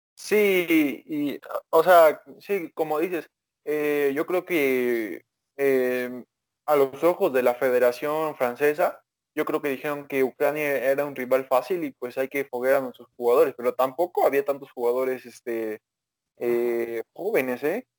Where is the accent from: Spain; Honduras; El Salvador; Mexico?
Mexico